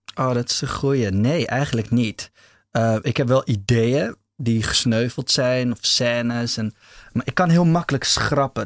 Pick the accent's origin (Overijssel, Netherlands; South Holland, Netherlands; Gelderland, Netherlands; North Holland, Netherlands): North Holland, Netherlands; Amsterdam; Ja, ik ben in de eerste plaats Amsterdammer